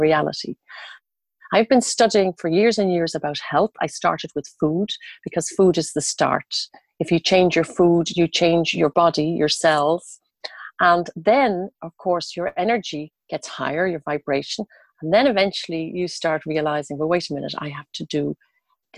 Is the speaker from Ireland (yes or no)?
yes; Dublin, Leinster, Ireland; moved away as an adult; I'm originally from Dublin. And when I was 22 years old, I left and I went traveling around